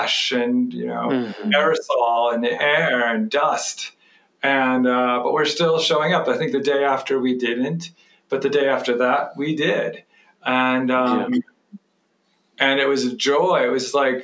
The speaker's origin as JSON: {"language": "English", "town": "Athens", "region": "Ohio", "country": "United States", "tie": "born or raised there", "also_born_or_lived": "West Virginia", "said": "I was born in West Virginia, but I was raised in Ohio, in Athens, Ohio"}